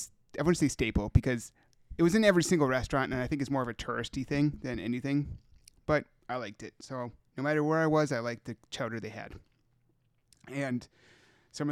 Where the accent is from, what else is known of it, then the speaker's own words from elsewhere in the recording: Minnesota, United States; No, Minnesota